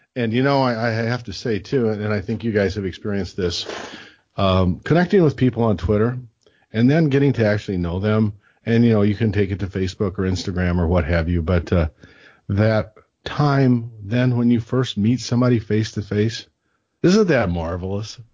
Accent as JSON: {"language": "English", "region": "Illinois", "country": "United States", "said": "from Illinois"}